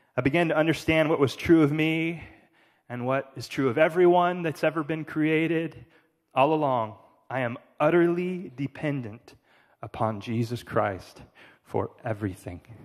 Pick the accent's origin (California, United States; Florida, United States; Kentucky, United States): California, United States; I'm from California